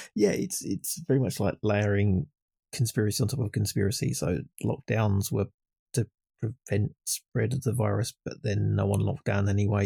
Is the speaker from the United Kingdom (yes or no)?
yes; England, United Kingdom; I'm just English